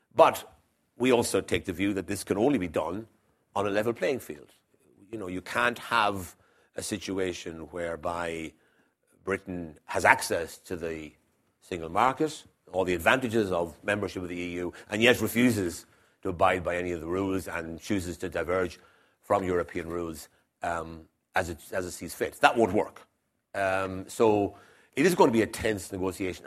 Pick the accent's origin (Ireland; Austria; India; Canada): Ireland